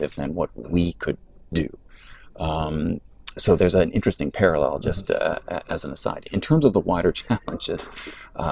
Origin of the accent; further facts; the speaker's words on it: Canada; my experience as a Canadian